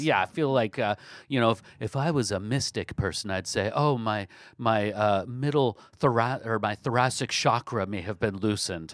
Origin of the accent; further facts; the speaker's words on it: Olympia, Washington, United States; my hometown, Olympia, Washington